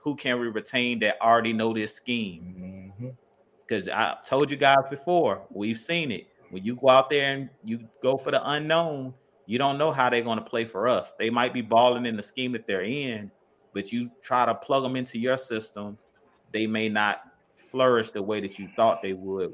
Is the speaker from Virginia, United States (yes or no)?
yes; Virginia, United States; the same area I grew up in in Virginia